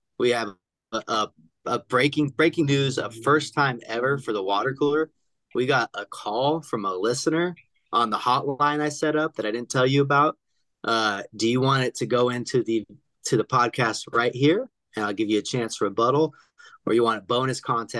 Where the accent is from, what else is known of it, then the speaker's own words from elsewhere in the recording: West Coast, United States; But growing up on the West Coast